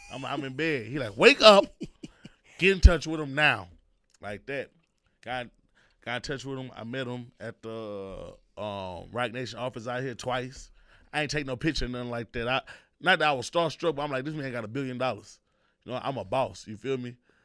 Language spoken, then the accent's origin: English; Houston, Texas, United States; we from A-Leaf, but it's really Houston, you know?